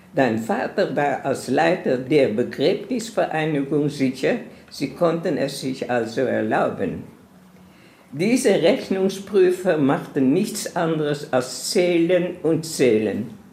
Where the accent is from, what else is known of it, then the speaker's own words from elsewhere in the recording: Amsterdam, North Holland, Netherlands; moved away; also born or lived in Palestine; Ich bin geboren in Amsterdam in einem sehr schönen Viertel von Amsterdam.